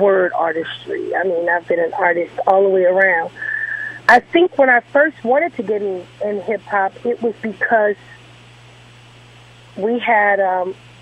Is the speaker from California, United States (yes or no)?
yes; Los Angeles, California, United States; I'm from the West Coast